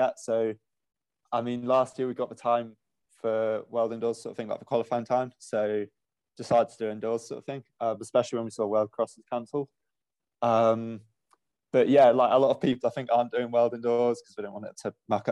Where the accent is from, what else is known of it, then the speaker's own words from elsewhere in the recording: Stroud, South West England, United Kingdom; moved away as an adult; now in Loughborough, United Kingdom; I'm originally from Stroud in Gloucestershire